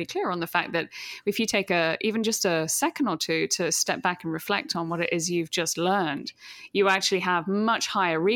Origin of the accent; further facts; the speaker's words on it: New Milton, South East England, United Kingdom; moved away as an adult; also born or lived in London; now in New York, United States; New Milton is where I grew up